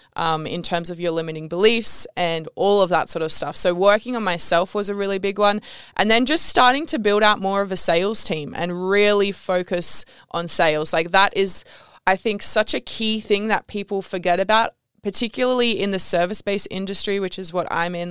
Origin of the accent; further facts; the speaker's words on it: Canberra, Australian Capital Territory, Australia; moved away as an adult; also born or lived in Bali; I grew up in Canberra, which if you, you know Canberra, you know that you don't wanna be in Canberra